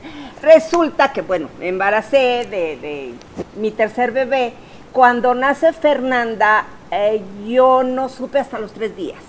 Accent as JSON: {"language": "Spanish", "town": "Torreón", "region": "Coahuila", "country": "Mexico", "said": "nosotros somos de Torreón"}